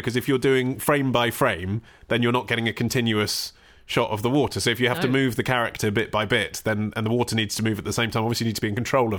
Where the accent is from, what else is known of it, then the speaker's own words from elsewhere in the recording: Radlett, East of England, United Kingdom; Radlett in the 80s.